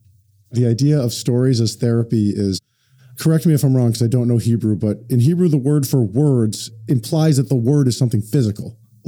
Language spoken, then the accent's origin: English; United States; because I was born in the United States. I've never known anything like